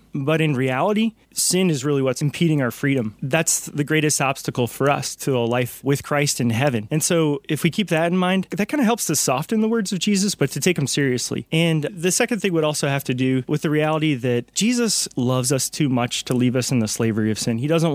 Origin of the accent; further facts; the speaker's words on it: North Carolina, United States; I am from North Carolina, so I hail from the Diocese of Raleigh